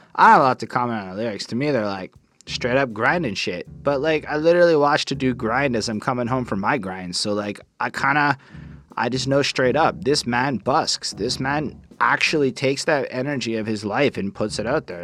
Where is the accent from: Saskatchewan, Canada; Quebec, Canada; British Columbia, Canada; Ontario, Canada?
Quebec, Canada; Montreal; I am from Montreal